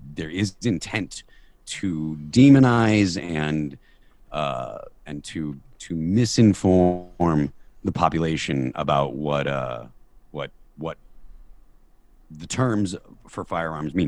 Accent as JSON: {"language": "English", "town": "Chicopee", "region": "Massachusetts", "country": "United States", "tie": "born or raised there", "moved": "as an adult", "lives_now": "New Hampshire, United States", "said": "Chicopee, the town that I, I grew up"}